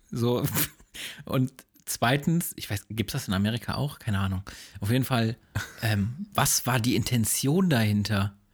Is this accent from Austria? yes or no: no; Rüsselsheim, Hesse, Germany; ich bin ja in Rüsselsheim aufgewachsen und ähm, jeder, der Rüsselsheim so ein bisschen kennt, ist irgendwie so die, so die Kanackenstadt Hoch, Hochburg, würde ich mal behaupten